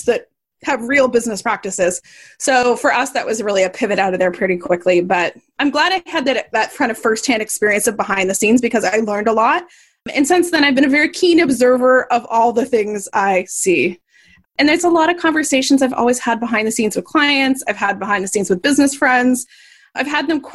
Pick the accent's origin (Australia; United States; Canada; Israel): Canada; I'm Canadian.